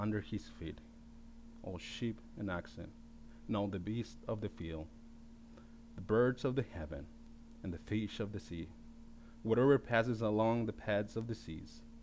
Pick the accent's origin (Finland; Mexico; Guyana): Mexico; Baja California; born or raised there; now in United States